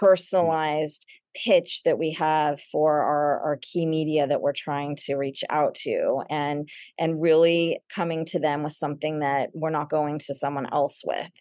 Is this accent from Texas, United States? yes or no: yes; Dallas, Texas, United States; moved away as an adult; also born or lived in Los Angeles / Madrid; now in New York City, United States; I grew up in Dallas, and, and today I live in New York City, and I, I've lived here for about twenty-eight years